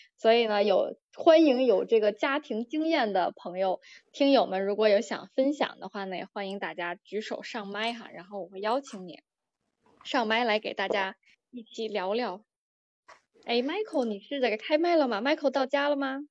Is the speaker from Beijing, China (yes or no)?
yes; Beijing, China; moved away as an adult; now in Australia; 我在北京出生长大的